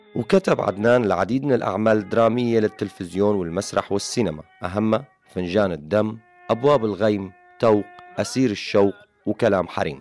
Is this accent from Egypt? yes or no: no; Syria; أغلبنا نحن كسوريين